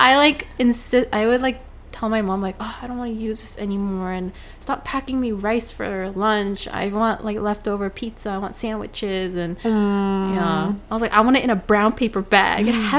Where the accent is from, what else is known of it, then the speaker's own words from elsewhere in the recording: United States; also born or lived in Oregon / Los Angeles; our experiences growing up as a Korean American. Like you growing up in Queens and I grew up in Oregon and LA, I guess.